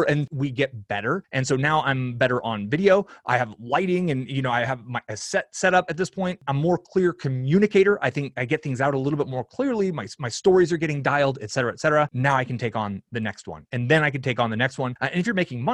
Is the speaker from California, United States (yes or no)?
yes; Bay Area, California, United States; moved away as an adult; also born or lived in Lake Tahoe; I grew up in the Bay Area